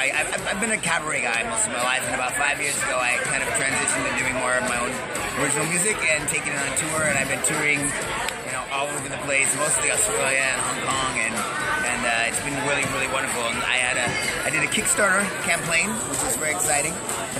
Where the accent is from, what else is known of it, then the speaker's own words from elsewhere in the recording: Seattle, Washington, United States; moved away as an adult; also born or lived in California; now in New York, United States; Well, I grew up in Seattle, Washington. I was a good kid from Seattle, church-going kid, and I moved to California for a few years